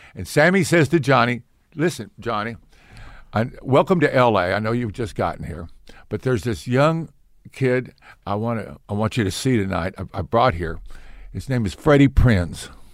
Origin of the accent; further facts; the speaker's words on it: Ponca City, Oklahoma City, United States; I was in Oklahoma City until the, uh, fourth grade, and my father got promoted to a bigger church in Ponca City, Oklahoma.